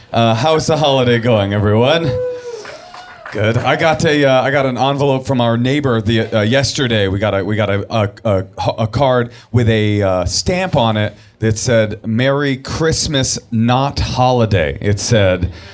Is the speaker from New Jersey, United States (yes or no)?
no; Oakland, California, United States; also born or lived in New York; where I was to grow up, my hometown of Oakland, California. That's where I'm from